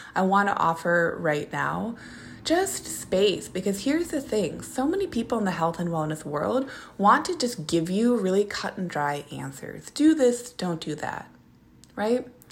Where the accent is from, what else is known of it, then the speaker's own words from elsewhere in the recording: Minneapolis, Minnesota, United States; moved away; I'm from Minneapolis, Minnesota